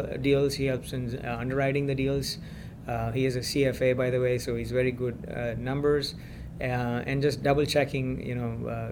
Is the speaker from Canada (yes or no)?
no; India; now in United States; I'm originally from India